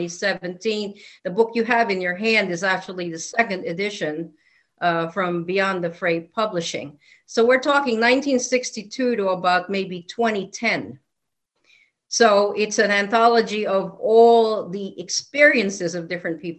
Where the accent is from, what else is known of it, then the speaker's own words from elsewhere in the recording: Philippines; now in Connecticut, United States; I was actually born and raised in a country that had a lot of, you name it. We had cryptids. We had flying, whatever they were. We had demonic infestations. We also had Bigfoot, believe it or not, in the tropical forests of the Philippines